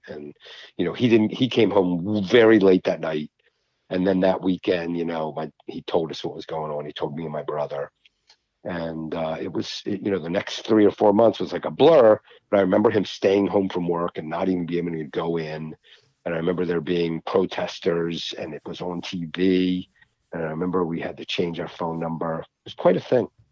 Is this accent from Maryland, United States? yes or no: yes; Baltimore County, Maryland, United States; I grew up in Baltimore County